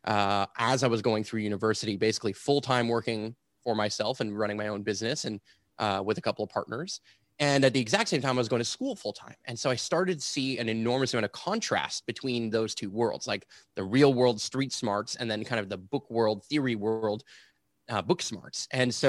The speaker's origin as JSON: {"language": "English", "town": "Montreal", "region": "Quebec", "country": "Canada", "tie": "born or raised there", "said": "I'm here and born and raised in Montreal, Quebec, which is where I'm still based out"}